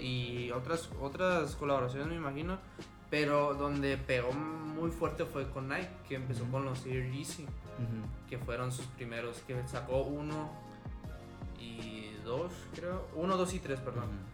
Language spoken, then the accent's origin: Spanish; Mazatlán, Sinaloa, Mexico; moved away as an adult; now in Culiacán, Mexico; yo crecí en Mazatlán, pero cuando yo me cambié de ciudad hacia aquí a Culiacán